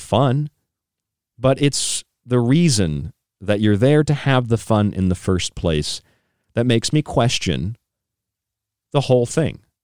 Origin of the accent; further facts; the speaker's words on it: Morgantown, West Virginia, United States; now in New York, United States; I stayed in West Virginia on the way uh, where I grew up in Morgantown for a couple of years